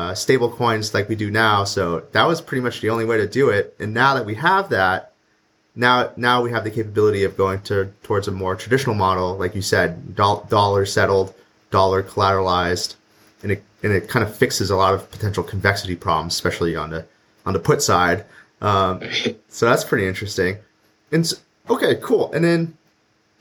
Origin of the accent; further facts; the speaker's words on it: Canada; I'm also Canadian